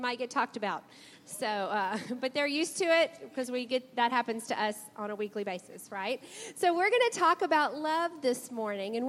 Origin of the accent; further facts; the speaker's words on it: South Louisiana, United States; I grew up in South Louisiana